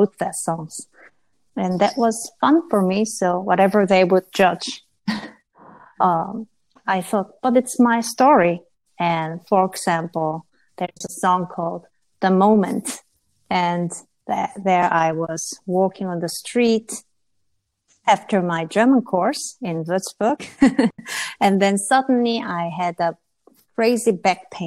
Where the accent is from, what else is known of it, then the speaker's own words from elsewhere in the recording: Seoul, South Korea; I came from Seoul